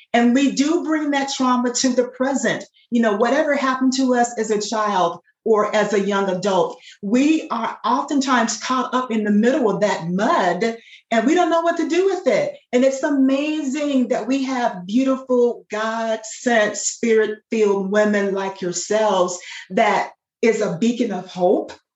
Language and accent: English; Dayton, Ohio, United States; I grew up in Dayton.